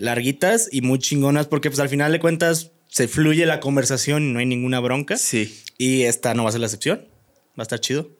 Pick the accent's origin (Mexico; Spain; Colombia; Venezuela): Mexico; Comonfort, Guanajuato; Yo soy de Comonfort, Guanajuato